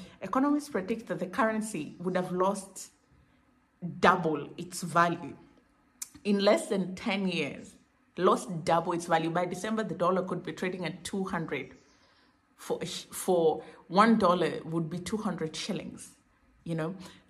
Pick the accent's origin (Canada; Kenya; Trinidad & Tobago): Kenya; Now, for me as a Kenyan who's used to poor public service